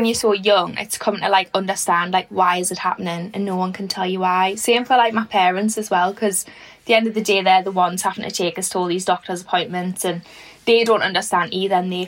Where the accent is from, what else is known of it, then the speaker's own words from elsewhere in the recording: Newcastle upon Tyne, North East England, United Kingdom; I'm originally from Fenham